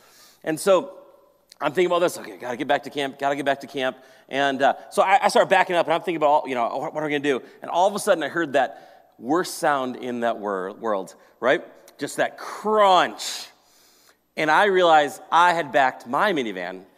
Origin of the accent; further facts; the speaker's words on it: Maple Grove, Minnesota, United States; also born or lived in Colorado; I grew up in Maple Grove here in this area